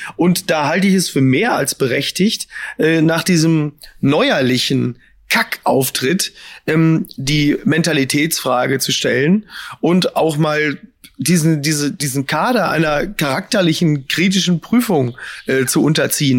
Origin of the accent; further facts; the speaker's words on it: Ruhr area, North Rhine-Westphalia, Germany; ich komme ja auch nur aus dem Ruhrgebiet